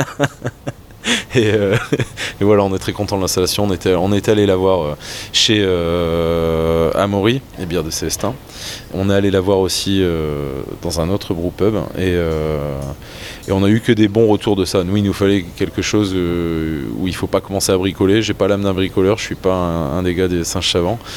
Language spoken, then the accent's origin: French; Flanders, Belgium; avant d'être brasseur, avant d'être cuisinier, je suis flamand et que jeter quelque chose, ça me fait toujours très très très mal au cœur.